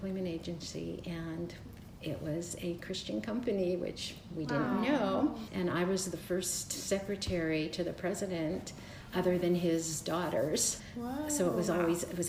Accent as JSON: {"language": "English", "town": "Pittsburgh", "region": "Pennsylvania", "country": "United States", "tie": "born or raised there", "said": "we're both born and raised in Pittsburgh, Pennsylvania"}